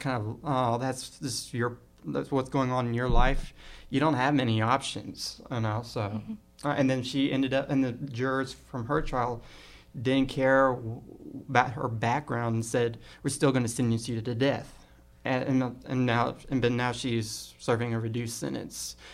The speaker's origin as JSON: {"language": "English", "town": "Compton", "region": "California", "country": "United States", "tie": "born or raised there", "said": "I grew up in Compton, California."}